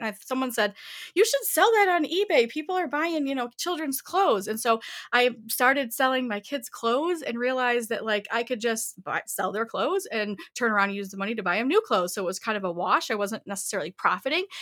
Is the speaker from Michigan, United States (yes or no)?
yes; Southeast Michigan, United States; I grew up in Southeast Michigan, born and raised in Michigan.